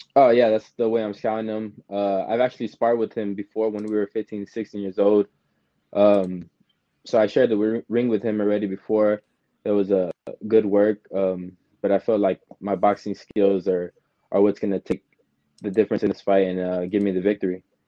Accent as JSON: {"language": "English", "town": "San Antonio", "region": "Texas", "country": "United States", "tie": "born or raised there", "said": "growing up in San Antonio and boxing"}